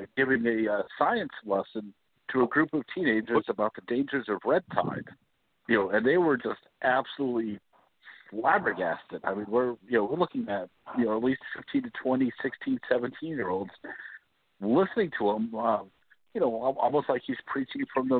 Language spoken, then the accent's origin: English; Coral Springs, Florida, United States; Coral Springs, my hometown